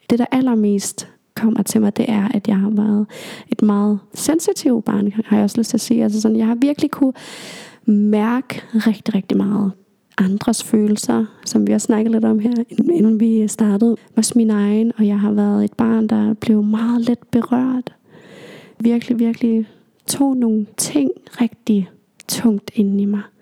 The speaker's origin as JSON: {"language": "Danish", "town": "Aalborg", "region": "North Denmark Region", "country": "Denmark", "tie": "born there", "also_born_or_lived": "Greenland", "said": "jeg er født i Aalborg, bare lige for at nævne det, og vi har været her i, eller i Aalborg i nogle år, og så flyttet tilbage til Grønland og så videre."}